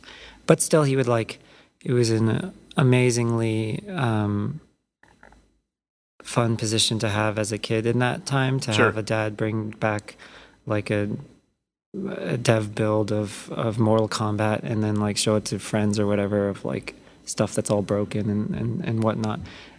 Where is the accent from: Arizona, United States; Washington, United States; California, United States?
California, United States; Mountain View; I grew up basically in Mountain View, worked for Activision.